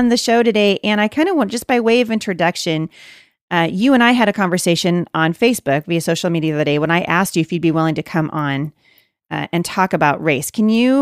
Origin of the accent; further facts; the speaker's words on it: Portland, Oregon, United States; I live, near Portland, but I was born and raised right in the Portland, Oregon area